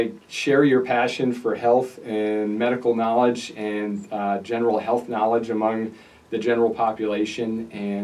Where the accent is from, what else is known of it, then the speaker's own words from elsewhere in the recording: Naperville, Illinois, United States; also born or lived in Holland, Michigan / Pennsylvania; I'm a local guy. I grew up in Naperville, went to the public schools there